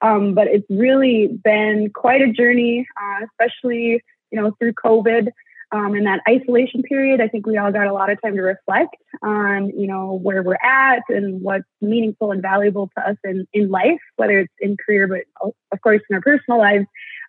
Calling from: Minnesota, United States; I'm Bear Clan, and I am phoning in from the Lake Vermilion Reservation, which is District 2 of the Boys Fort Band of Chippewa in northeastern Minnesota.

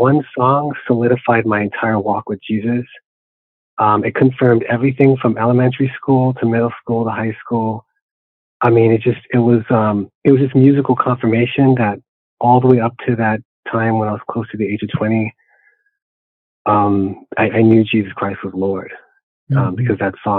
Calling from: San Jose, California, United States; I'm in the city of San Jose, California.

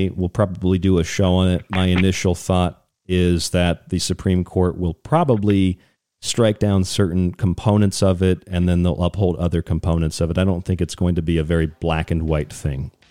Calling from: Kentucky, United States; I'm calling from Kentucky.

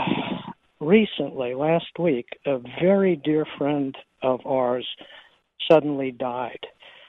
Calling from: San Diego, California, United States; I'm calling from San Diego, California.

